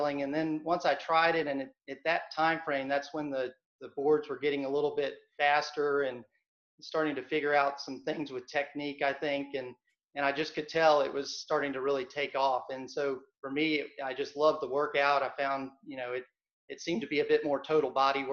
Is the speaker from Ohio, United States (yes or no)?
no; Hilton Head, South Carolina, United States; I grew up on Hilton Head, South Carolina, not North Carolina.